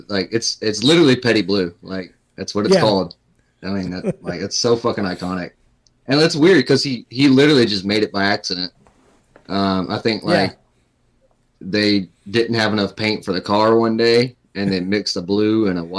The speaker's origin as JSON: {"language": "English", "town": "Durham", "region": "North Carolina", "country": "United States", "said": "I'm from North Carolina, so I'm from Durham. I used to work for Duke"}